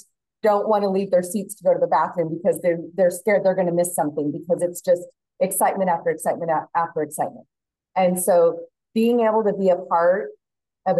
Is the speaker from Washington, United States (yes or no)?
no; Turlock, California, United States; now in Folsom, United States; I grew up in Turlock